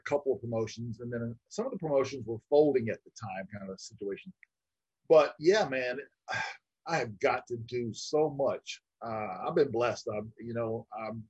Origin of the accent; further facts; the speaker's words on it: Florida, United States; now in Arizona, United States; I'm originally from Florida